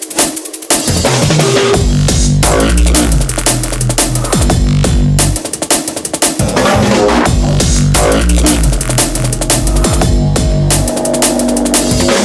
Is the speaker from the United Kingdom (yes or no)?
yes; Surrey, South East England, United Kingdom; I come from Surrey